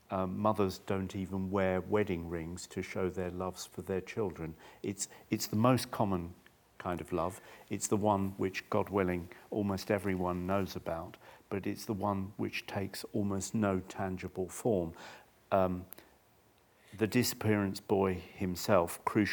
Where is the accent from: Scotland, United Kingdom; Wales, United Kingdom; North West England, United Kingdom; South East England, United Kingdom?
South East England, United Kingdom; Chichester; I was born in 1958 and I grew up in Chichester in the south of England